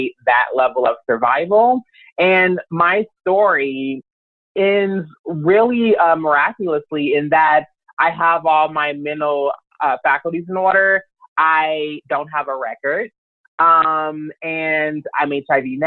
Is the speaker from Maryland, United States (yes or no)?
no; Louisville, Kentucky, United States; moved away as an adult; now in Los Angeles, United States; I'm originally from Louisville, Kentucky. I came out to Los Angeles in 2004